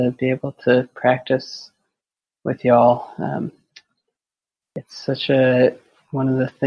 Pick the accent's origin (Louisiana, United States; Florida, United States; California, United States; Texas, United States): Texas, United States; Austin; I'm from Austin, Texas